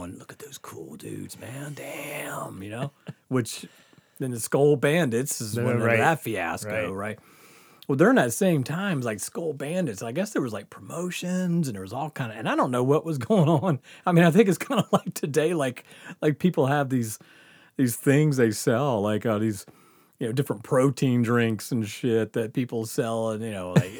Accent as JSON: {"language": "English", "region": "the South", "country": "United States", "tie": "born or raised there", "said": "growing up in the South"}